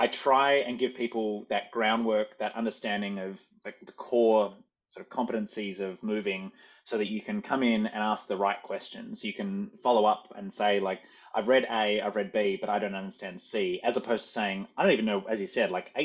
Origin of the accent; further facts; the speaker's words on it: Australia; moved away as an adult; now in New York City, United States; I came from Australia